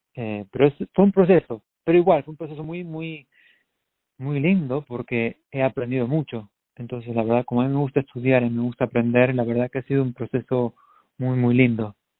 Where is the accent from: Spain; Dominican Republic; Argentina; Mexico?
Argentina; moved away as an adult; now in United States; en Argentina, en mi país